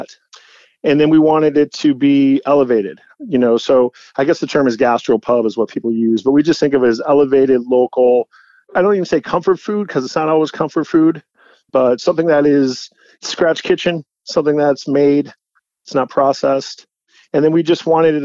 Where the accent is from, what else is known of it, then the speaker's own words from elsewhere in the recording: St. Paul, Minnesota, United States; now in New York, United States; I grew up in St. Paul, but I grew up in suburbs kind of too